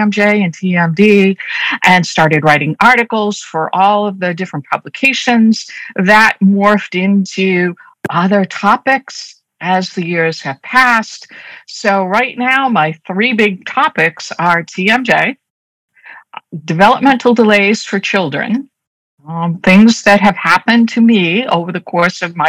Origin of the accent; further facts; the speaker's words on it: Boston, Massachusetts, United States; accent: Boston; I'm a native Bostonian. So as I'm speaking, you're going to probably hear me drop my R's a lot. So my Boston accent comes through very strong